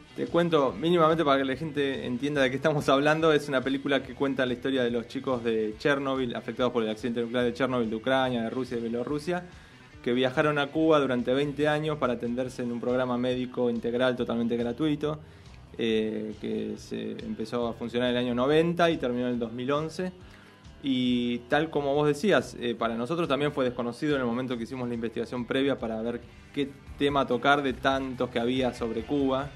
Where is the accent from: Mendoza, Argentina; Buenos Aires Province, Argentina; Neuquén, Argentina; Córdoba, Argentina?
Buenos Aires Province, Argentina; Avellaneda; nosotros somos de Avellaneda, la ciudad de Buenos Aires de la provincia de Buenos Aires